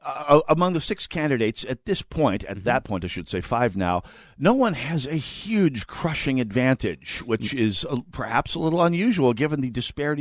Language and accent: English; St. Paul, Minnesota, United States; I'm a conservative from St. Paul